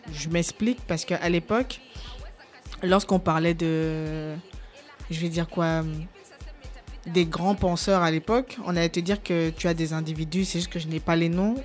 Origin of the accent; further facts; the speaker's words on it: Cameroon; je suis camerounais